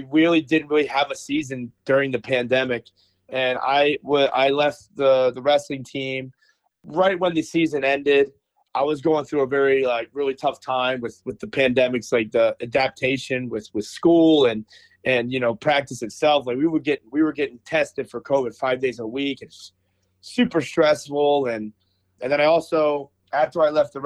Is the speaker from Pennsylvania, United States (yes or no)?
yes; Philadelphia, Pennsylvania, United States; moved away as an adult; now in Cleveland, United States; I grew up in Philly, like around Philly, Philadelphia